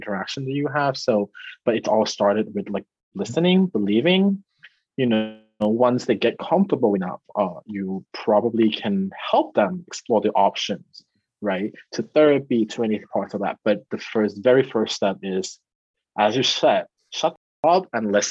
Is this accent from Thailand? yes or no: yes; Thailand; English is a second language; moved away as an adult; also born or lived in New York, United States; now in United States; growing up in Thailand